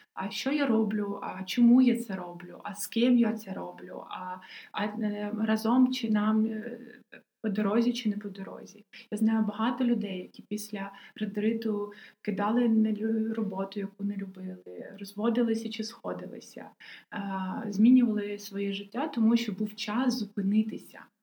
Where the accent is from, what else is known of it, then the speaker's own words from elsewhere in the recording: Odesa, Odesa Oblast, Ukraine; я одеситка